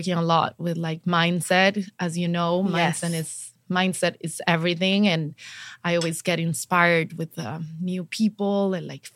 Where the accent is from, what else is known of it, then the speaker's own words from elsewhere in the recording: Bolivia; moved away; I am from Bolivia.